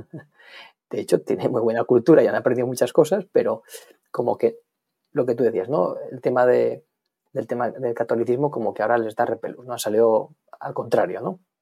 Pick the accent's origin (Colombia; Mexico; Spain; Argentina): Spain; moved away as an adult; also born or lived in Ireland; now in London, United Kingdom; yo soy español